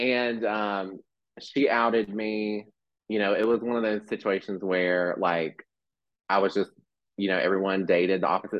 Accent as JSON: {"language": "English", "town": "Mount Airy", "region": "North Carolina", "country": "United States", "tie": "born or raised there", "also_born_or_lived": "Texas", "said": "So I was born in Texas, lived there for like 5 years, moved to Mount Airy, North Carolina. I don't know if you've ever heard of that."}